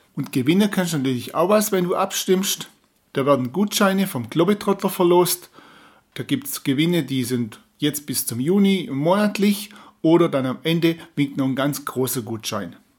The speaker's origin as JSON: {"language": "German", "town": "Böttingen", "region": "Baden-Württemberg", "country": "Germany", "tie": "born or raised there", "said": "meinen Heimatort Böttingen"}